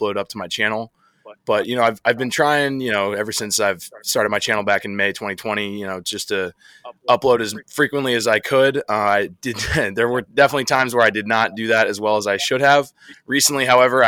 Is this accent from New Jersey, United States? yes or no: yes; New Jersey, United States; also born or lived in Philadelphia area; I'm originally from South Jersey. So growing up, Great Adventure was my home park